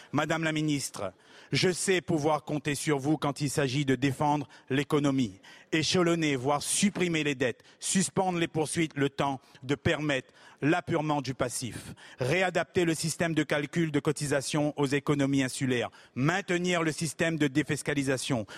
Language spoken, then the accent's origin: French; Réunion; chez moi à La Réunion